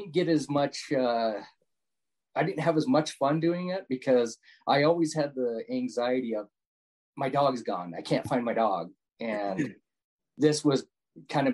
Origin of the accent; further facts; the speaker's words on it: Utah, United States; also born or lived in Tooele County, Utah; born and raised in Utah. Just, you know, at the time was a small town, about 40 minutes south of Salt Lake